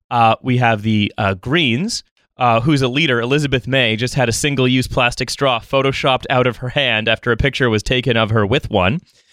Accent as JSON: {"language": "English", "country": "Canada", "moved": "yes", "lives_now": "London, United Kingdom", "said": "I'm still Canadian."}